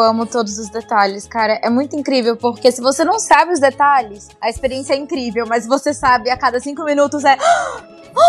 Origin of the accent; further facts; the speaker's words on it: Manaus, Amazonas, Brazil; moved away as an adult; now in São Paulo, Brazil; Eu, eu sou de Manaus